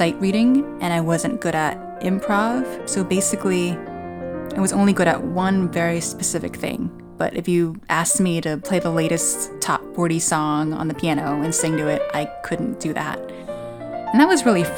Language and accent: English; South Brunswick, New Jersey, United States; I was born and raised in South Brunswick, New Jersey